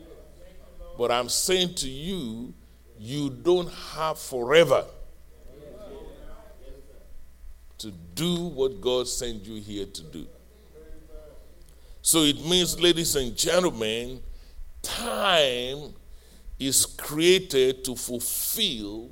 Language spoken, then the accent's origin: English; Nigeria; moved away as an adult; also born or lived in Fayetteville, Arkansas; now in United States; when I was growing up in Nigeria